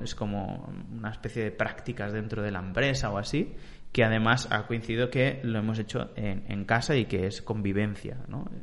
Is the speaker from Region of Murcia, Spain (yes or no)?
no; Vilanova i la Geltrú, Catalonia, Spain; de Vilanova, de ahí de, de donde soy